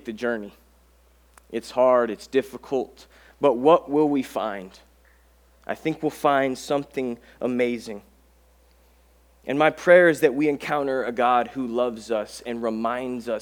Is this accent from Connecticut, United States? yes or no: no; Colorado, United States; moved away; I grew up in Colorado, and my family, we would go hiking a lot